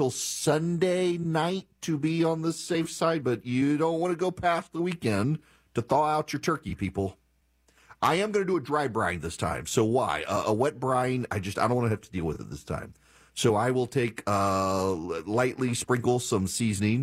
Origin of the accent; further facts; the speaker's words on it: Louisiana, United States; I'm from Louisiana